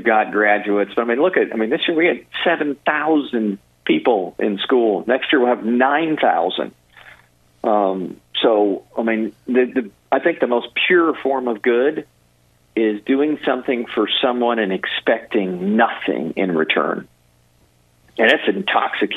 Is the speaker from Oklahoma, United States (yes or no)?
yes; Tulsa, Oklahoma, United States; my hometown, Tulsa, Oklahoma